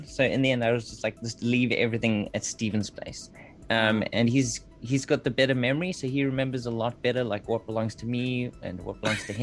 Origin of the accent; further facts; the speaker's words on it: KwaZulu-Natal, South Africa; I grew up in KwaZulu-Natal, which is a separate province on the eastern coast of South Africa.